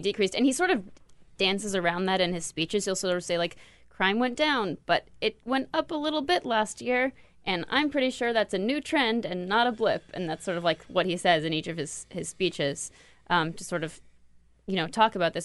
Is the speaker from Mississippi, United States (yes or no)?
no; Los Angeles, California, United States; Los Angeles